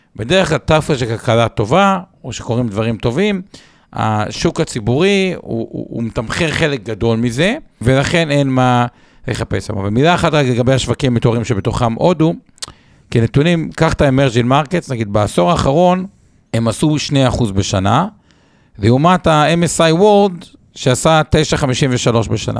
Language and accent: Hebrew; Israel; בתור ישראלים